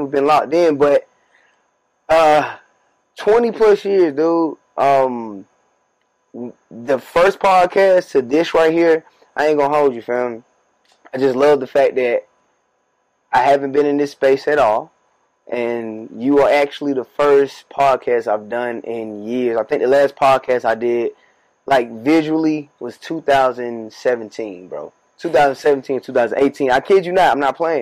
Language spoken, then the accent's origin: English; Warner Robins, Georgia, United States; moved away as an adult; now in Atlanta, United States; We right now are at my childhood house. This is my family's crib. I grew up in this very space we're